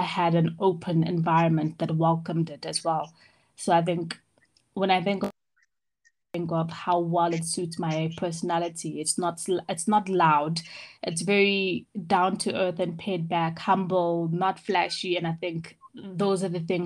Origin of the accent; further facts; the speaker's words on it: Johannesburg, Gauteng, South Africa; also born or lived in Ireland; I come from Johannesburg, born and bred